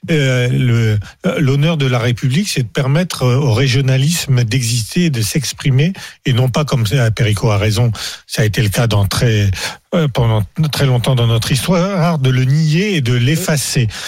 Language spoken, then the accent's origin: French; Hauts-de-France, France; born there; Parce que moi, je suis né dans le Je suis né dans l'Aisne.